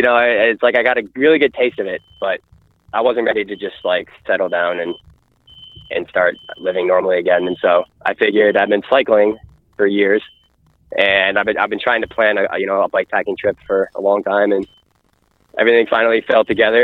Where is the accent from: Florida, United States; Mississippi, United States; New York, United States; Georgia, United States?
New York, United States; I'm from New York